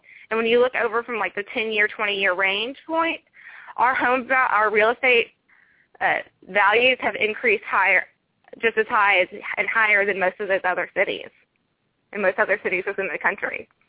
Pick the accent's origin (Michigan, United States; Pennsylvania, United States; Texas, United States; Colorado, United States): Texas, United States; Denton County; I grew up over in Denton County and would come over to Collin County, McKinney, and Frisco quite frequently.